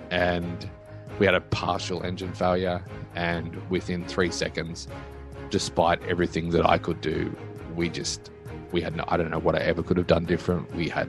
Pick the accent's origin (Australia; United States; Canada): Australia; I grew up not in a poor family, but not in a rich family, just a standard middle-class Australian establishment.